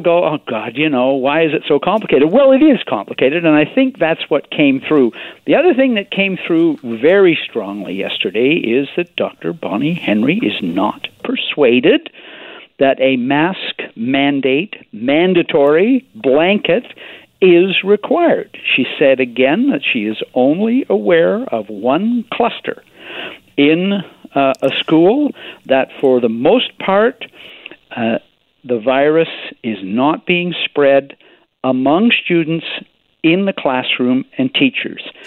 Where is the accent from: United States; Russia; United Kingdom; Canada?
Canada; Victoria, British Columbia; my hometown newspaper here in Victoria